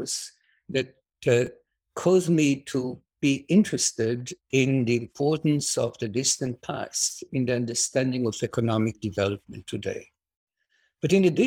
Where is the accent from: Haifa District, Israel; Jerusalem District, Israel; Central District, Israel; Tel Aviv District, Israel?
Jerusalem District, Israel; Jerusalem; So I was born and raised in Jerusalem